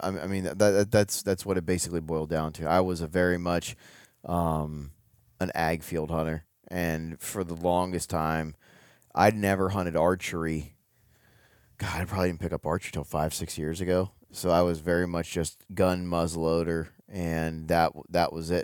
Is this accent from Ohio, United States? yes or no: yes; Ohio, United States; moved away as an adult; now in Kentucky, United States; I grew up in Ohio